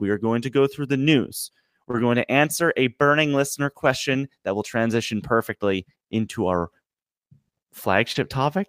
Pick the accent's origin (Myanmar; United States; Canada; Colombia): Canada; I'm Canadian